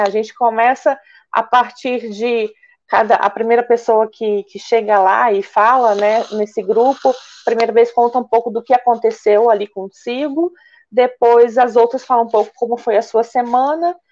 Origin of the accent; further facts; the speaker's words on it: Curitiba, Paraná, Brazil; moved away as an adult; now in Niterói, Brazil; eu sou natural de Curitiba